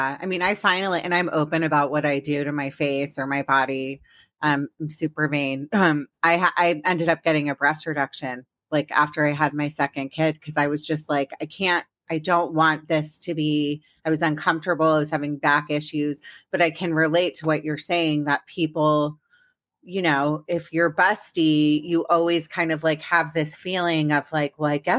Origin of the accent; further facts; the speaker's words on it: Maryland, United States; also born or lived in Washington, District of Columbia, United States; I grew up in Washington, DC, but really I grew up in Maryland, but I say I'm from DC